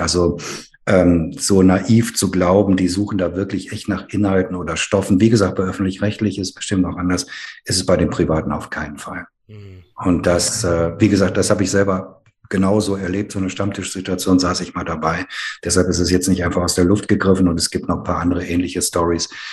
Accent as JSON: {"language": "German", "area": "Ruhr area", "region": "North Rhine-Westphalia", "country": "Germany", "tie": "born or raised there", "said": "Ich bin ja in der Gemeinde meiner Eltern groß geworden, äh, evangelisch sprechliche Gemeinde im Ruhrgebiet"}